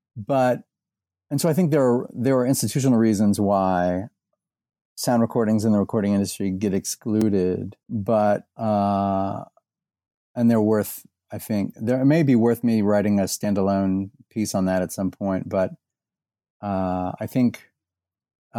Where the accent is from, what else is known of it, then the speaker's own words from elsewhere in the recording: Indianapolis, Indiana, United States; moved away as an adult; also born or lived in Bowling Green, Ohio / Texas; now in Louisville, United States; I was born in Indiana. I grew up in and around Indianapolis.